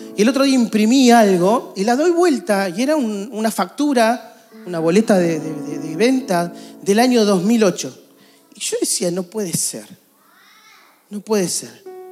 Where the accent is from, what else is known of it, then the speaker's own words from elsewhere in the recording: Argentina; A nosotros nos encantaría como argentinos vivir en un país estable.